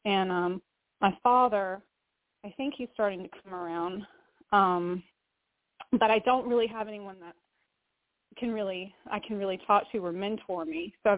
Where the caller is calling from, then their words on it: Valdosta, Georgia, United States; from Georgia, Valdosta.